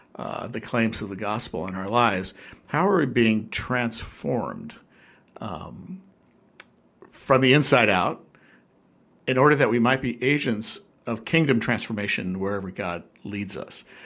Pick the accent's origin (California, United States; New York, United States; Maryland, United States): California, United States; Newport Beach; now in Hawaii, United States; I, grew up at the beach actually in Southern California in SoCal as they call it ah. in the OC